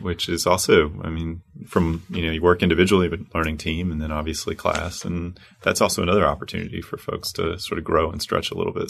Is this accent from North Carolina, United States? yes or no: yes; Charlotte, North Carolina, United States; moved away; My hometown, Queen City